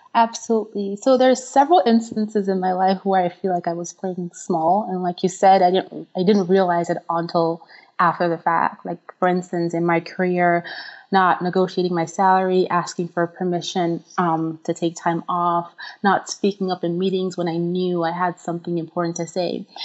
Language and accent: English; Nigeria; moved away as an adult; now in United States; I'm originally from Nigeria